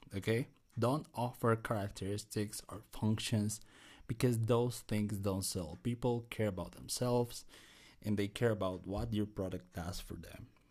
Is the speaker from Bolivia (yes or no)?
yes; Bolivia; I'm Latino. I'm from Bolivia